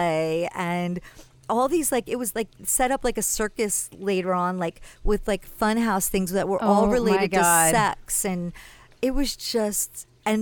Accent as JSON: {"language": "English", "region": "New Jersey", "country": "United States", "tie": "born or raised there", "said": "Zach and I grew up in Jersey."}